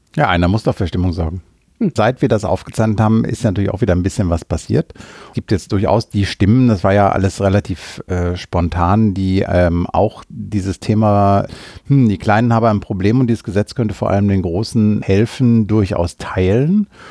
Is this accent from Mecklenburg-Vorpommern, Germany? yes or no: no; Senden, North Rhine-Westphalia, Germany; Ich komme ja aus Senden, einer kleinen Gemeinde im Münsterland, 20 Kilometer südlich von Münster